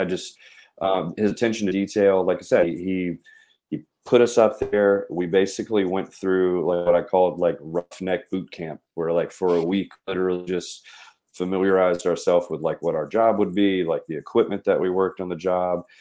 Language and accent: English; Mississippi, United States; I was growing up in Mississippi.